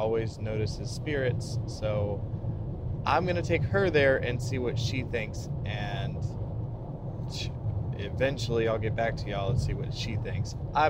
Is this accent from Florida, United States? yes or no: no; Tulsa, Oklahoma, United States; moved away; Tulsa, Oklahoma, my hometown.